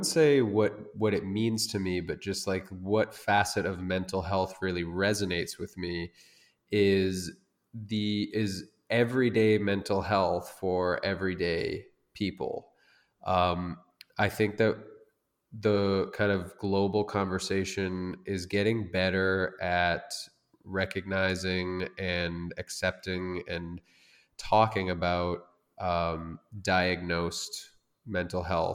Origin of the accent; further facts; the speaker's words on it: United States; now in Tangier, Morocco; I'm an American guy. I live in Tangier, Morocco right now